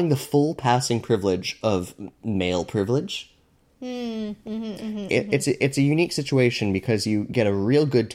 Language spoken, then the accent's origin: English; Canada; I'm Canadian